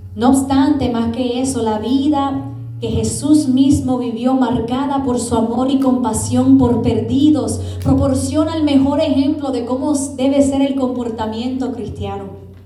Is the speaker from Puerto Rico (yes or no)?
yes; Puerto Rico; Yo como buen puertorriqueña que soy